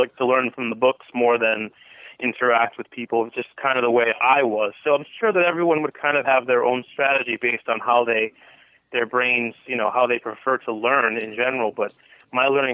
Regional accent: Cranston, Rhode Island, United States; moved away as an adult; also born or lived in Boston, Massachusetts; now in Las Vegas, United States; I grew up in Cranston.

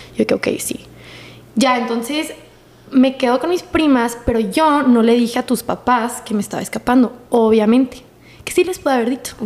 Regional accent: Chihuahua, Mexico; moved away; also born or lived in El Paso, Texas; Yo cuando vivía en Chihuahua

